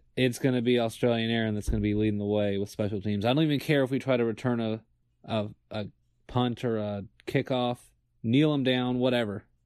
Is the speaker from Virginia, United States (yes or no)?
yes; Virginia, United States; moved away as an adult; now in Atlanta, United States; when I first got to school and growing up in Virginia